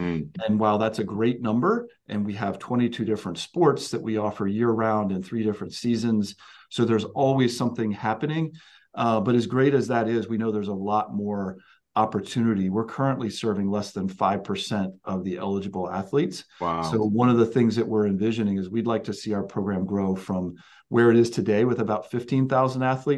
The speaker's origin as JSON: {"language": "English", "town": "Snow Hill", "region": "Maryland", "country": "United States", "tie": "born or raised there", "also_born_or_lived": "Pensacola, Florida / Pennsylvania", "moved": "as an adult", "said": "Where I grew up on the Eastern Shore, Maryland, in Snow Hill was a very small area. Everybody knew each other, and you had that connection."}